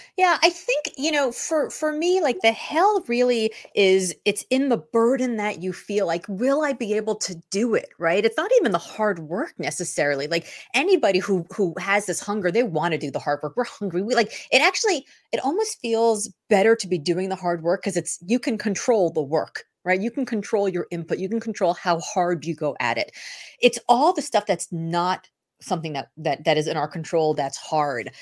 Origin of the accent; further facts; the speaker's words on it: Miami, Florida, United States; moved away as an adult; now in Boston, United States; I didn't move to Boston until the early two thousands, but in nineteen eighty-six, growing up in Miami